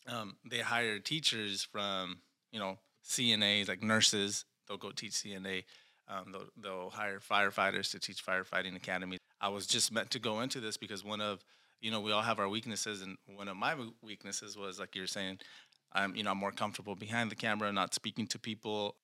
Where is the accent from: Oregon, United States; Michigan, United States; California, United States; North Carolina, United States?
California, United States; Reedley; Born and raised in Reedley